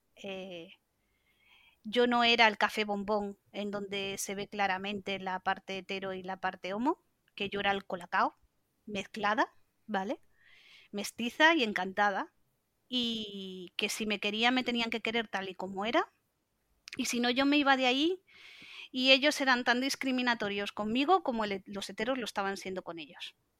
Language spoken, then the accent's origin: Spanish; Santander, Cantabria, Spain; yo soy de Cantabria, de Santander